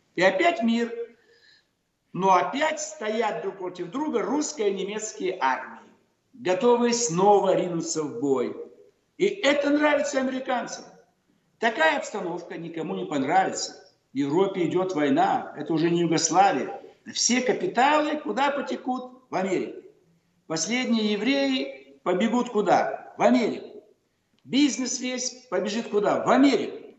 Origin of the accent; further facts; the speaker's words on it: Almaty, Kazakhstan; Город Верный, мой родной город, верный форпост царя и России в Азии. Теперь называют Алматы